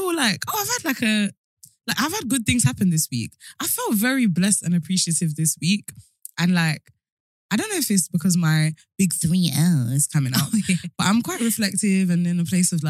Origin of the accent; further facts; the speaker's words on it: United Kingdom; We're British.